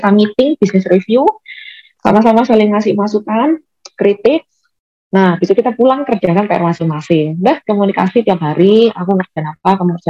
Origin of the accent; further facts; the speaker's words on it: Malang, East Java, Indonesia; Aku kan bukan uh, bukan berdomisili di Jakarta. Aku asli orang Malang dan keluargaku juga di Malang, kehidupanku juga di Malang.